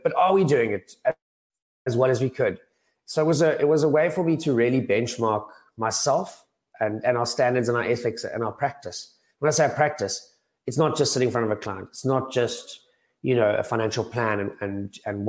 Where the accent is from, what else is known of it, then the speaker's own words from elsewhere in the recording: Cape Town, Western Cape, South Africa; moved away as an adult; also born or lived in Johannesburg; I'm from Cape Town originally